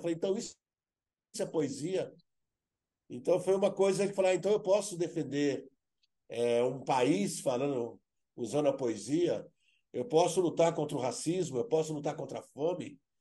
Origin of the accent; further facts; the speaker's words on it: Brazil; eu sou brasileiro